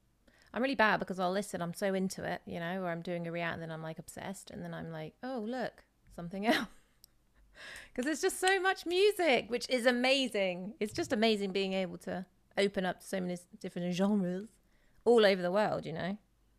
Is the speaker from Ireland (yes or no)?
no; England, United Kingdom; The English, so people know that I'm from